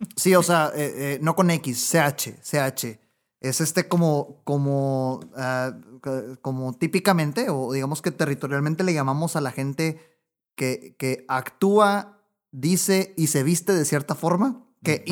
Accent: Mexico; mi país, México

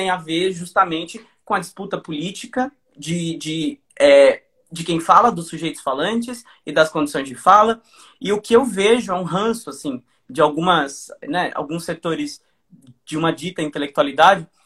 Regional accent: Portugal; Você que fala português é um dicionário ambulante, eu que sou português, você é um Aurélio

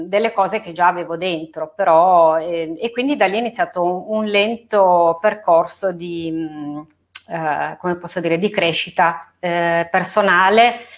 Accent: Turin, Piedmont, Italy; moved away as an adult; now in Verbania, Italy; Sì, allora io sono nata e cresciuta a Torino fino a quando ho messo su famiglia e mi sono trasferita a Verbania.

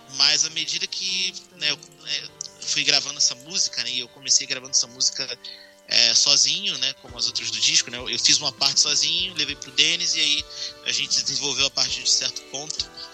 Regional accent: Rio de Janeiro, Brazil; moved away; eu sou do Rio, né, na capital

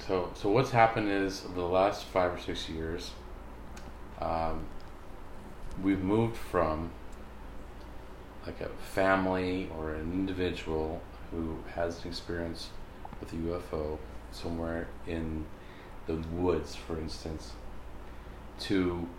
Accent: United States; it's something that, as an American person, I've been aware of all my life.

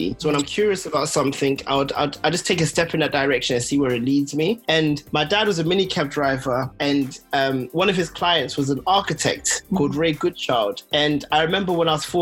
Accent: London, United Kingdom; I was born in London

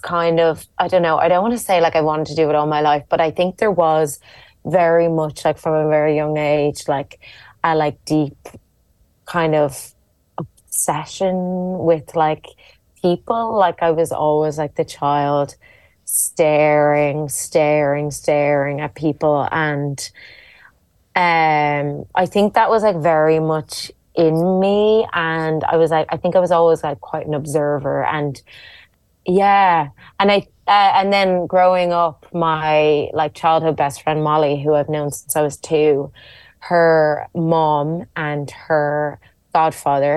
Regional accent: Dublin, Leinster, Ireland; moved away as an adult; now in London, United Kingdom; I grew up in Dublin

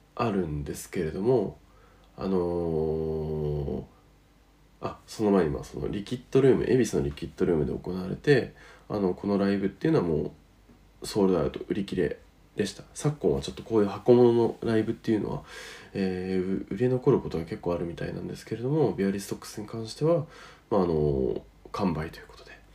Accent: northern Japan, Japan; 北の方の土地では私の地元も含めて

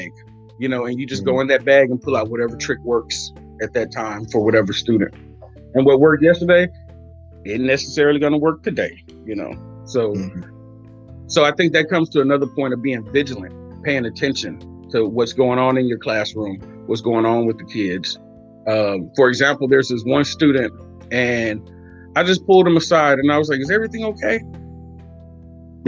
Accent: United States; also born or lived in Oakland, California / Waller County, Texas; I grew up partly in Oakland and partly in Waller County. So the city and the country

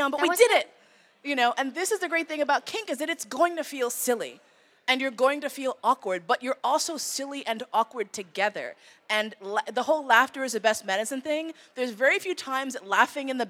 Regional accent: New York, United States; moved away; also born or lived in San Francisco; I grew up in New York

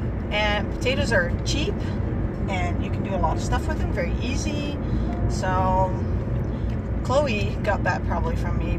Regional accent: Netherlands; English is a second language; now in Utah, United States; So growing up in Holland, it's also right next to the ocean, a lot of fish.

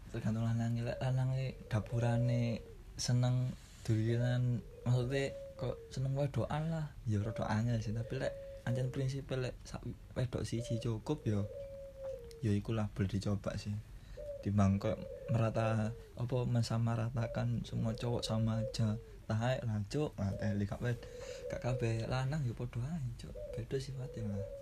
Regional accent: Surabaya, East Java, Indonesia; aku asli Surabaya

